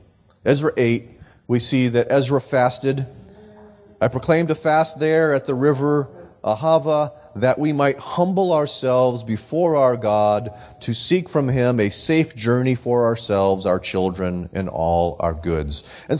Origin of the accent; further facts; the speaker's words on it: Nashua, New Hampshire, United States; we had decided to put on an evangelistic concert in my hometown of Nashua